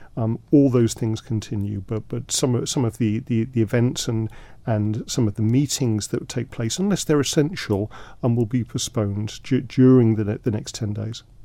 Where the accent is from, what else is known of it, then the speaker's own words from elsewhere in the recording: London, United Kingdom; now in Isle of Man; I grew up in London